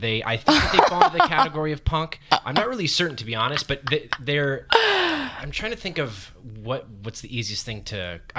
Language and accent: English; San Diego, California, United States; I'm from San Diego